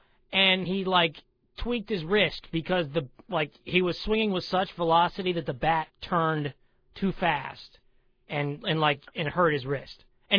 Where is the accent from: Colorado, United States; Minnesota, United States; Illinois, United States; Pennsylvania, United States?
Pennsylvania, United States; Pittsburgh; Ben Roethlisberger's hurt in Pittsburgh, and I'm using this as my hometown example